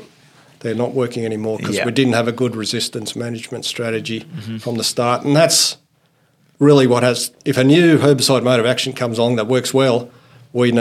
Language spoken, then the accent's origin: English; Goulburn, New South Wales, Australia; also born or lived in Finland / Armidale, New South Wales; When we moved to Australia, arrived in Sydney and grew up in the country, in New South Wales